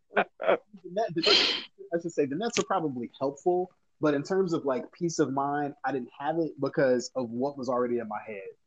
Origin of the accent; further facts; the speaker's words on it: United States; my dad is Liberian, hence he's from Africa. My mom is American. I'm American.